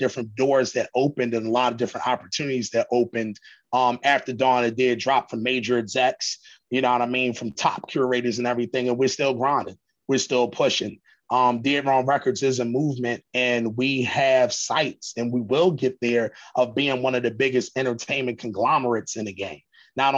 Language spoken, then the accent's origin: English; Philadelphia, Pennsylvania, United States; We're from Philly. We're from the East Coast